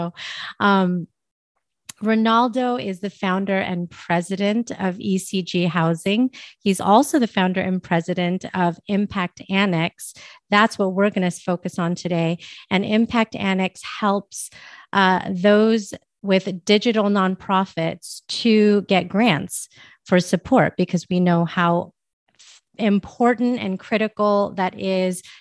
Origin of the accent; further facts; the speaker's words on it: San Francisco, California, United States; now in Las Vegas, United States; So right now I'm in Las Vegas, Nevada, but I'm from the Bay Area. So you uh, spend some time there. That's really cool. I was born in San Francisco actually, and lived a little bit all over the place.